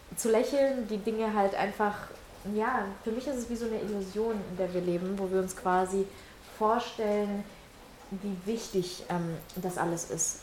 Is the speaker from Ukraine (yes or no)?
yes; Ukraine; now in Germany; Weil ich komme aus der Ukraine, ich komme aus einem Elternhaus